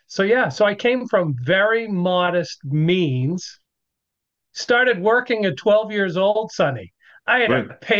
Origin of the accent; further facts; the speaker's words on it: Nashua, New Hampshire, United States; also born or lived in Lake Winnipesaukee, New Hampshire; I grew up in a little town called Nashua, New Hampshire